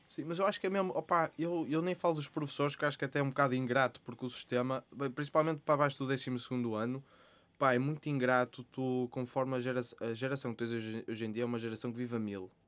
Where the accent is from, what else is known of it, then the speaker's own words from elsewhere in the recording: Porto, Norte, Portugal; sou do Porto, uh, tenho 26 anos